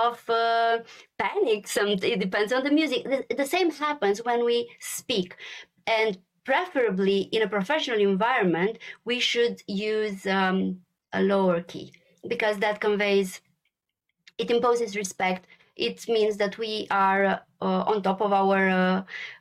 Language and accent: English; Romania; moved away as an adult; also born or lived in Brussels, Belgium; Born and raised in Romania